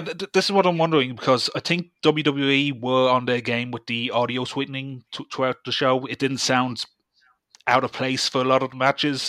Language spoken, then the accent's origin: English; Dublin, Leinster, Ireland; I'm from Dublin